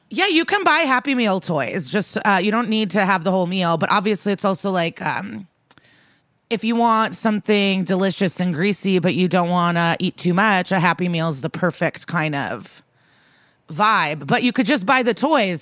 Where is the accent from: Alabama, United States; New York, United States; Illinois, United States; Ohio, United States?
Illinois, United States; Skokie; me and Skokie years apart, both remember our high school bagels very fondly